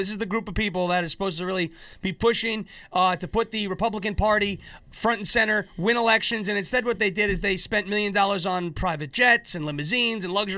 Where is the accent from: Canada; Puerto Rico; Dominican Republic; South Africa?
Puerto Rico; I was raised in Puerto Rican.